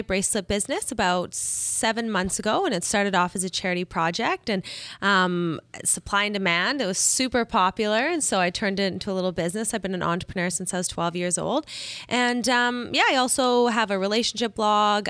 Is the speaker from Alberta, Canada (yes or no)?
yes; Calgary, Alberta, Canada; I am from Calgary, Alberta, Canada. It's very cold there